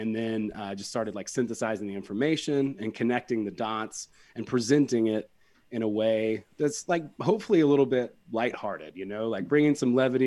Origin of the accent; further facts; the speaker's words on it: West Georgia, United States; I'm from West Georgia, so, you know, I grew up around a lot of meth